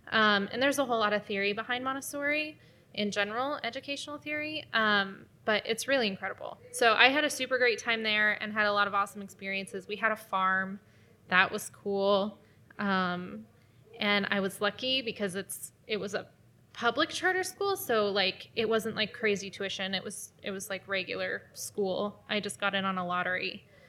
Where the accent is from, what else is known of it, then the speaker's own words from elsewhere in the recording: Denver, Colorado, United States; Anyway, and I'm from Denver, Colorado.